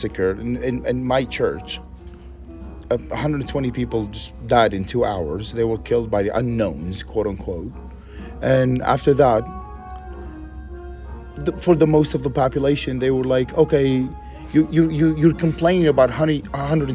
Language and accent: English; Baghdad, Baghdad Governorate, Iraq; moved away as an adult; also born or lived in Lebanon; now in Dallas, United States; I was born and raised in Iraq.